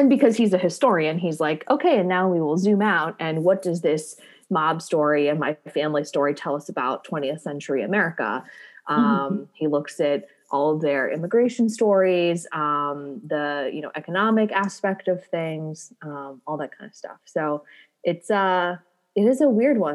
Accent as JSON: {"language": "English", "region": "Central Missouri", "country": "United States", "said": "I am from Central Missouri"}